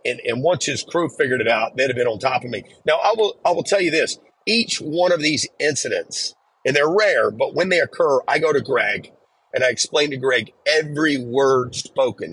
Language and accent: English; the South, United States; growing up in the South and growing up in kind of a, a, a poor area